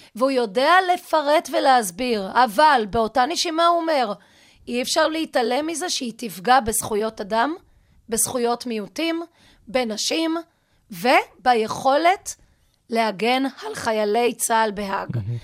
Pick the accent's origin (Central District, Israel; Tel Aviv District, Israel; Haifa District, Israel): Haifa District, Israel; Lehavot Haviva; אני באה מקיבוץ להבות חביבה. אבי בניהו היה מטפלת שלי בגן הילדים